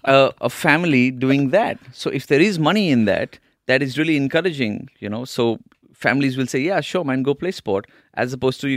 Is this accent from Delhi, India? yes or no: yes; Delhi, India; we're both from Delhi.